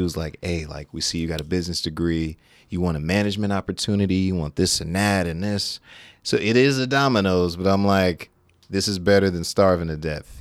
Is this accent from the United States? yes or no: yes; Sacramento, California, United States; born and raised in Sacramento.